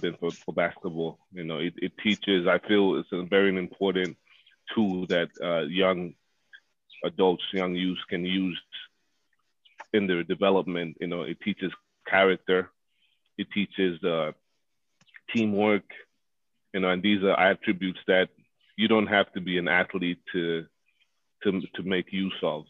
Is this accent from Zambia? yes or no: yes; Zambia; born and raised in Zambia where soccer, you know, is primarily the number one sport